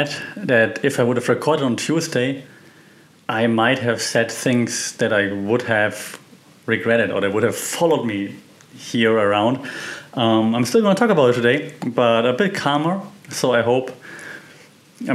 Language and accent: English; Germany; moved away as an adult; also born or lived in Austria; now in Thailand; I'm from Germany, we are famous for bureaucracy